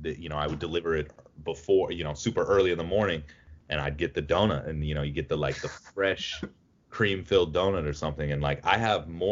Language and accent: English; Ohio, United States; I grew up in Ohio